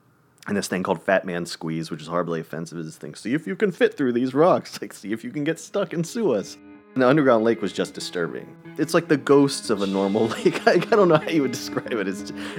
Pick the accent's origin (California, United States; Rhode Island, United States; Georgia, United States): Georgia, United States; Atlanta; I'm from Atlanta, and we were not of great financial means.